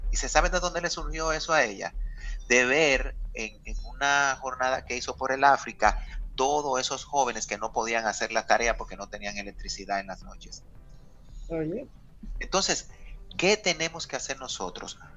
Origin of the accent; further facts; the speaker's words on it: Dominican Republic; todo lo que nosotros como dominicanos queremos y necesitamos orientado a cambios